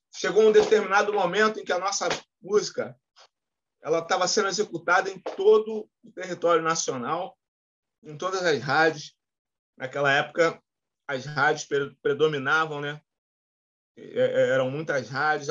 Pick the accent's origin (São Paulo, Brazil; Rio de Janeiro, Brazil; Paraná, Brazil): Rio de Janeiro, Brazil; Morei em vários lugares do Rio de Janeiro. No, no, eu, eu, nasci no Meia, morei em Santa Cruz, morei na Pavuna, morei no, no, no Flamengo, morei no Maracanã